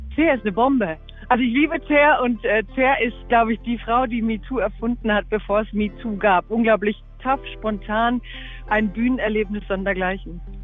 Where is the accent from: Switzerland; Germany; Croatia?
Croatia; Dalmatia; die Dalmatiner, da wo ich herkomme, sind sozusagen die schimpfendsten Kroaten Kroatiens